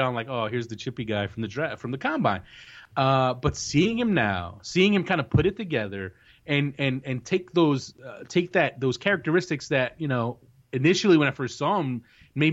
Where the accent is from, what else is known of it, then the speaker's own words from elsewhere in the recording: New Jersey, United States; I'm from Jersey